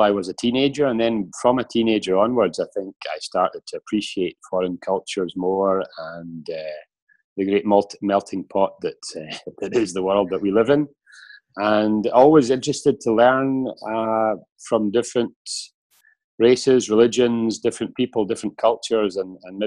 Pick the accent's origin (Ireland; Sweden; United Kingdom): United Kingdom; Scotland; moved away as an adult; now in Switzerland; been away from my home country, Scotland, for 23 years.